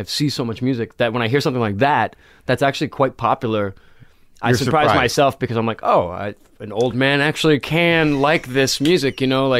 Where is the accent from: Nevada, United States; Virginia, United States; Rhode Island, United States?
Rhode Island, United States; moved away as an adult; also born or lived in Riverside, Rhode Island / Rumford, Rhode Island / North Providence, Rhode Island / San Francisco; I grew up in Rhode Island.